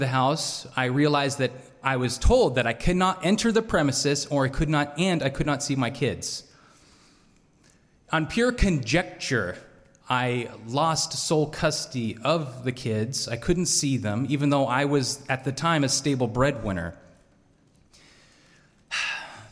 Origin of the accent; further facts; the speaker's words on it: Salmon, Idaho, United States; also born or lived in Boise, Idaho; I grew up in Salmon, Idaho. Population 3,000.